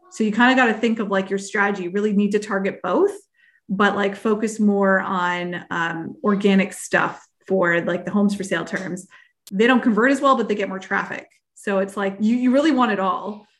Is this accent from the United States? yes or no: no; Canada; I am Canadian